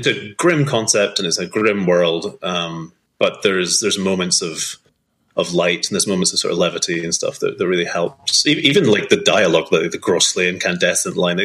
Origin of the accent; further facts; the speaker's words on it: Scotland, United Kingdom; also born or lived in Edinburgh; growing up in Scotland